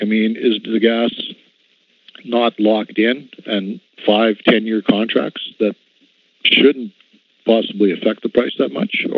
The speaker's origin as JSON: {"language": "English", "region": "Saskatchewan", "country": "Canada", "said": "I'm from Saskatchewan"}